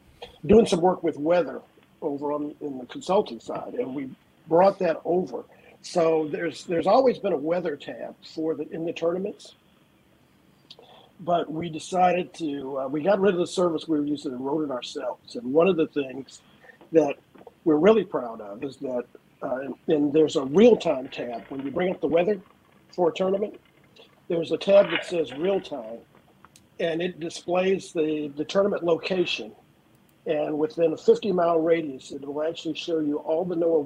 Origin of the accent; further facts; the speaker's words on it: near Houston, Texas, United States; I am one of the few native Texans